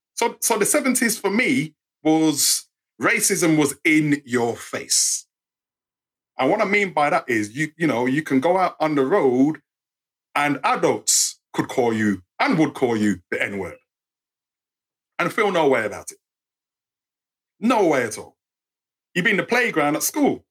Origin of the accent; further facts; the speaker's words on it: England, United Kingdom; accent: English; being brought up in England